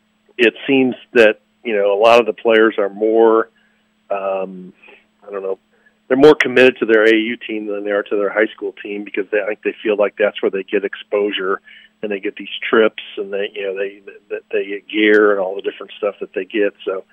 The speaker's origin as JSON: {"language": "English", "region": "northwest Indiana", "country": "United States", "tie": "born or raised there", "also_born_or_lived": "New Albany, Indiana", "said": "growing up in Indiana and having worked not only in New Albany but Anderson and Bloomington, and growing up in the northwest part of the state"}